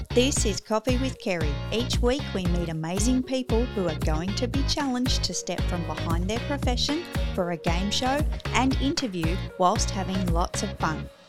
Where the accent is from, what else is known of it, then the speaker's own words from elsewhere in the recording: Australia; I'm so Aussie-bound